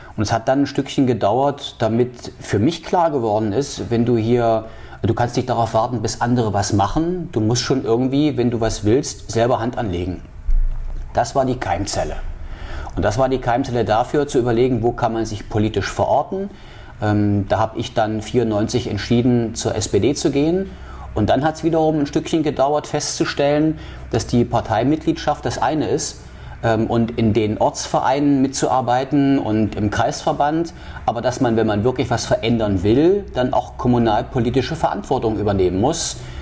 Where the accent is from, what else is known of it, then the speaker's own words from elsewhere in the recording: Halle, Saxony-Anhalt, Germany; moved away as an adult; also born or lived in Leipzig; now in Wismar, Germany; ich bin in Halle groß geworden